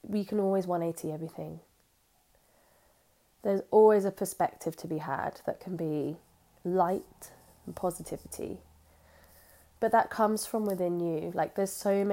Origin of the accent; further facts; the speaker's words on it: Jersey; I'm from Jersey